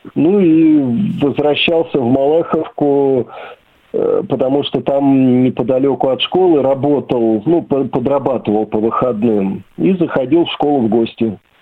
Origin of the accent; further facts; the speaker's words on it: Serpukhov, Moscow Oblast, Russia; also born or lived in Malakhovka / Sergiev Posad; now in Beloomut, Russia; я родом из Серпухова